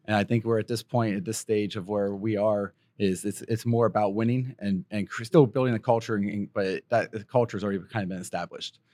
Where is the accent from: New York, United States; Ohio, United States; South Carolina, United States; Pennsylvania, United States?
Pennsylvania, United States; moved away; I grew up in Pennsylvania